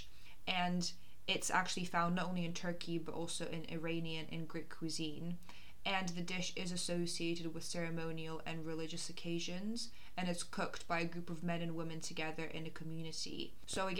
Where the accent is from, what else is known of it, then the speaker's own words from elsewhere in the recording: Moscow, Russia; now in United Kingdom; I come from Russia and I grew up in Moscow, and I go back quite frequently.